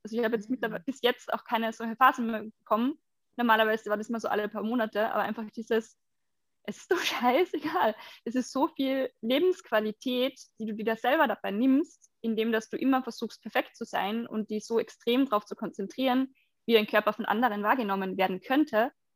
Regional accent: Carinthia, Austria; moved away; in Kärnten stattfinden, wo ich herkomme ursprünglich

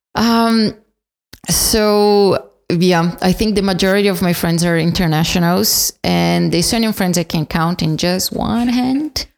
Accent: São Paulo, Brazil; moved away; I'm from São Paulo

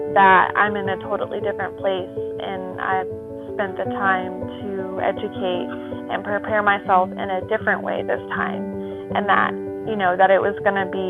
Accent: Burleson, Texas, United States; I'm from Burleson, Texas

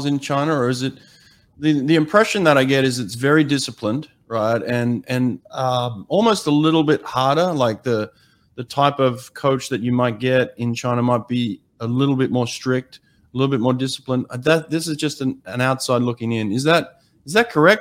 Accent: Australia; now in United States; even as an Australian

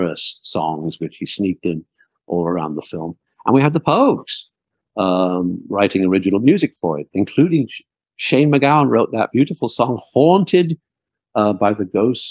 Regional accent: outside Liverpool, North West England, United Kingdom; I was never from London, and I grew up outside Liverpool

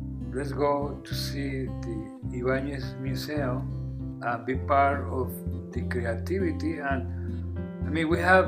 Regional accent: Bucaramanga, Santander, Colombia; English is a second language; now in Northumberland County, United States; I was born in Colombia, South America, in the heart of Colombia, because the state is called Santander and the capital is Bucaramanga

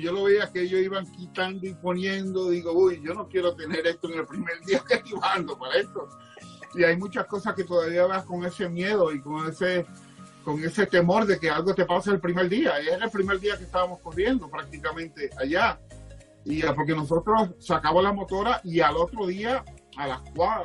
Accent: Dominican Republic; Yo vengo de la República Dominicana, me crié en la República Dominicana, donde allí hay 80 grados

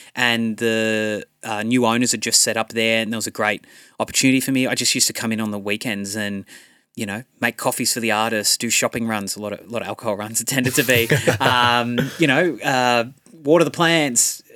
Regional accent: Central Coast, New South Wales, Australia; I grew up here on the Central Coast

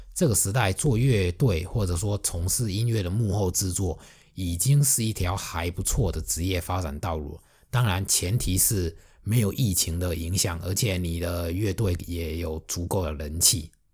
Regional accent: Fujian, China; accent: Fujian accent; 我的福建口音，还有不太标准的普通话

